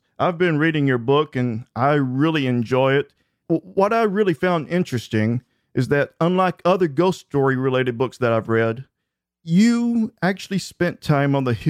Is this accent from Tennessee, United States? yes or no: yes; Tennessee, United States; born or raised there